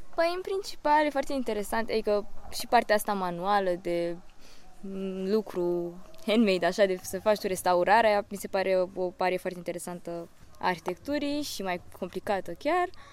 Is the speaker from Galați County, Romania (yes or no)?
yes; Galați, Galați County, Romania; moved away as an adult; now in Bucharest, Romania; am 23 de ani și vin din Galați, dar studiez la București